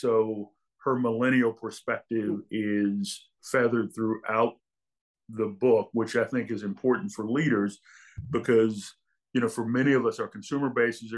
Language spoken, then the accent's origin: English; St. Louis, Missouri, United States; I grew up in St. Louis, Missouri, working class family